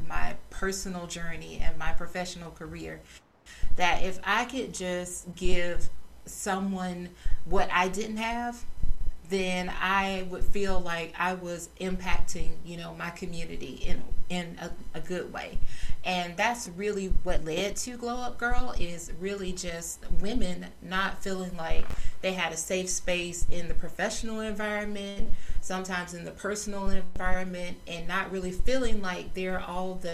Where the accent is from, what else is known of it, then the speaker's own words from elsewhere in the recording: South Georgia, United States; I grew up in South Georgia.